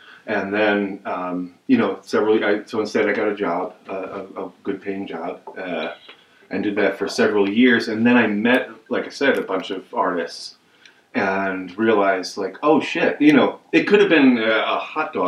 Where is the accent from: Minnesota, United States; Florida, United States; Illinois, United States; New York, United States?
New York, United States; Hudson Valley; moved away; I grew up in the Hudson Valley